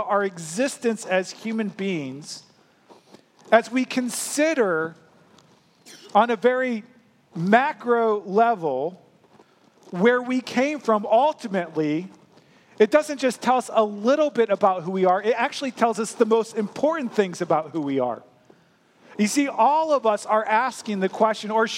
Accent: St. Louis, Missouri, United States; I grew up in St. Louis, Missouri

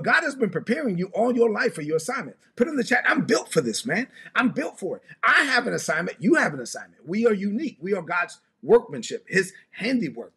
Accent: New York City, New York, United States; growing up in Brooklyn

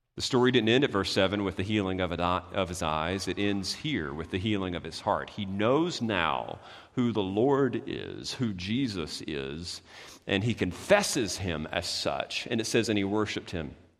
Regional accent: United States; we're, we're American

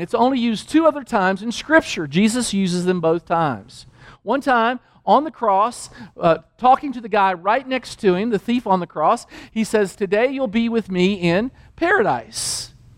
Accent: Danville, Kentucky, United States; moved away; also born or lived in New Mexico; I grew up in Kentucky.

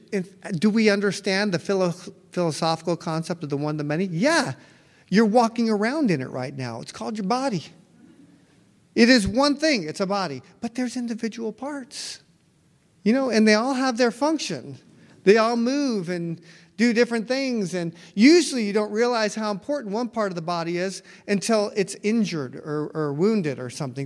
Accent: United States; I'm American

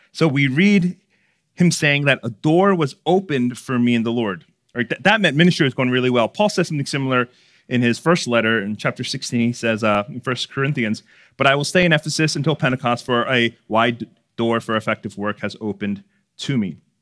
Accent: Baltimore, Maryland, United States; my parents owned a seafood store growing up in Baltimore City

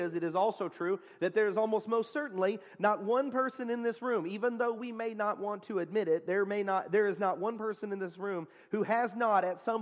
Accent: Texas, United States; I'm from Texas

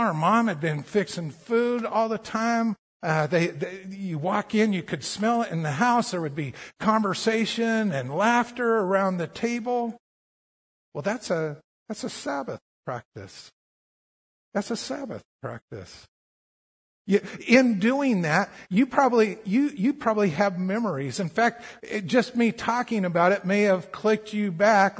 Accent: Colorado, United States; growing up in Colorado

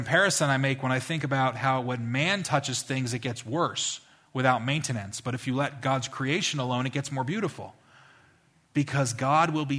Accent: New Jersey, United States; I'm from New Jersey

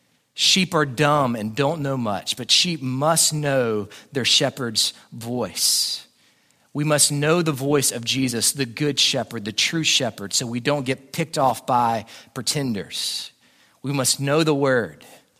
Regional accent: Jackson, Alabama, United States; born there; I was born in Jackson, Alabama, in South Alabama, where, again, everyone just wears camouflage there all the time.

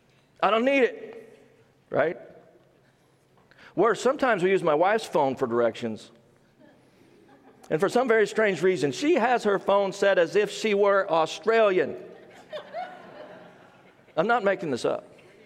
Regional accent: Midwest, United States; Some people say I have a southern accent, which is funny to me since I'm actually from the Midwest.

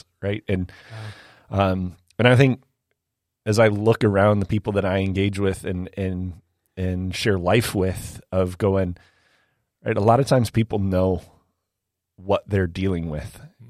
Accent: Illinois, United States; growing up in the South Chicago suburbs, I'm like, all right, cool, you got me.

